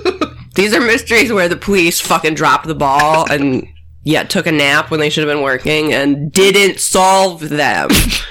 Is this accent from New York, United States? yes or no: no; Wheaton, Illinois, United States; In my hometown of Wheaton, Illinois